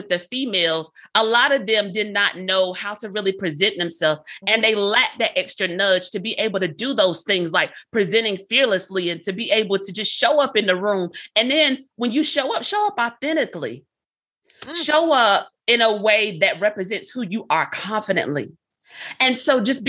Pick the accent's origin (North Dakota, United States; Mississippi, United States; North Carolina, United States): North Carolina, United States; Lumberton; moved away as an adult; also born or lived in Fayetteville, North Carolina; I'm from North Carolina, Lumberton, North Carolina is where I'm from, born and raised